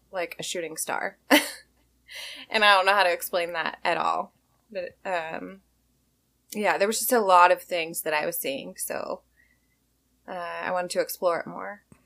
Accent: Washington, United States; also born or lived in Hawaii; I grew up in Washington

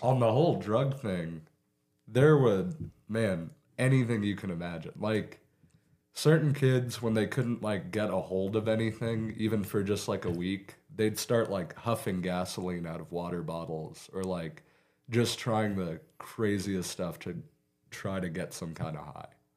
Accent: Beaver, Oklahoma, United States; also born or lived in Guymon, Oklahoma; I was born in Guyman, but I've lived in Beaver my entire life.

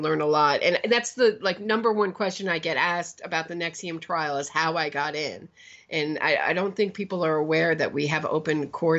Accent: Pennsylvania, United States; I've always been interested in true crime. I grew up in Pennsylvania.

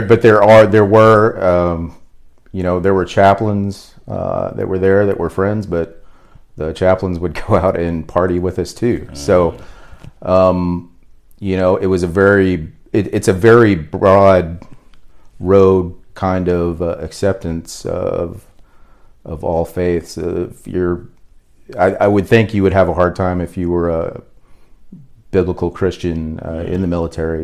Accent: Fort Smith, Arkansas, United States; I was born in Arkansas. Um, mainly grew up in Fort Smith, Arkansas. Um, we lived there the majority of the time, fifth grade, all through high school.

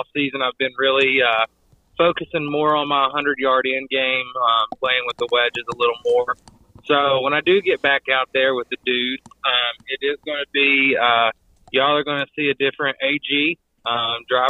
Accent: East Tennessee, United States; I'm from East Tennessee. I'm one of our, I guess, per se, local dudes. Grew up with Will

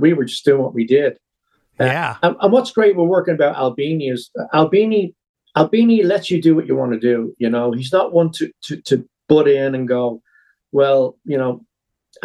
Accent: Dublin, Leinster, Ireland; moved away; also born or lived in Los Angeles; I was born in a British Army barracks in Dublin, the last British Army barracks that was ever there.

